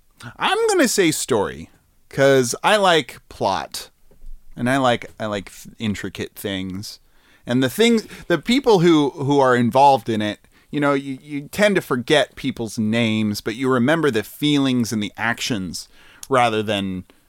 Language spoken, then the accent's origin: English; New England, United States; New England.